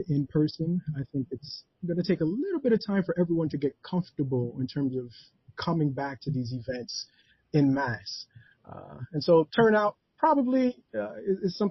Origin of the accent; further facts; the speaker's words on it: New Jersey, United States; moved away as an adult; now in Michigan, United States; I'm originally from the East Coast, New Jersey specifically